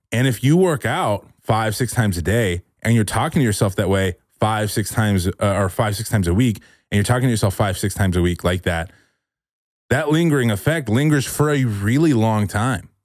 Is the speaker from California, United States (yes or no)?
yes; California, United States; moved away as an adult; now in Austin, United States; I'm from California and I spent a lot of time